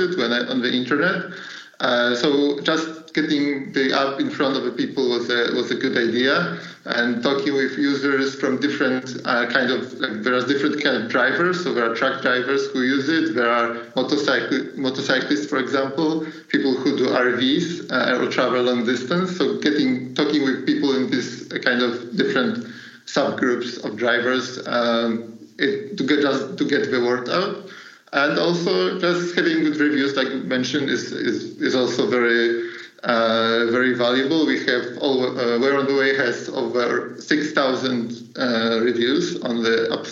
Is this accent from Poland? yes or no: yes; Poland; moved away as an adult; also born or lived in Germany; I was working a bit far from my hometown. So I'm from Poland, and I was working in Germany